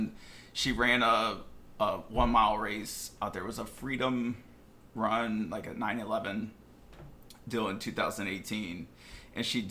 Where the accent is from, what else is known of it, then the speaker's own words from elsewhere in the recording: West Chester, Pennsylvania, United States; moved away; I'm originally from Westchester, Pennsylvania